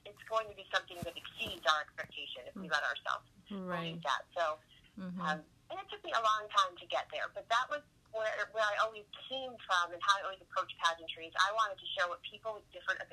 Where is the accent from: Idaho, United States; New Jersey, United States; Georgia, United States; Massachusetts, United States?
Massachusetts, United States; now in Florida, United States; I'm originally from Massachusetts. Massachusetts is where I started my pageant career when I was 12 years old